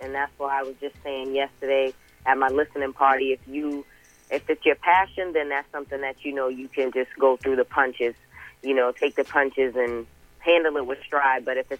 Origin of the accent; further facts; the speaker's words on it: Boston, Massachusetts, United States; also born or lived in Georgia; And I'm from Boston, Mass., but I also grew up in Georgia, and I have family from Jamaica as well.